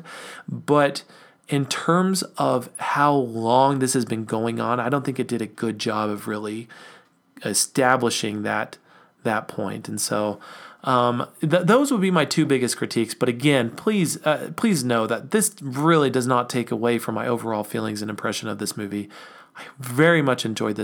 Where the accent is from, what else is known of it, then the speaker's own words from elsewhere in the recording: United States; we think of ourselves as American citizens